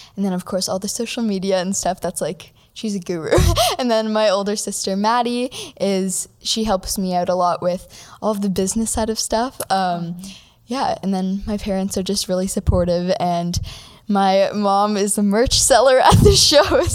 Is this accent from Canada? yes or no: yes; Toronto, Ontario, Canada; I'm from Toronto, Canada.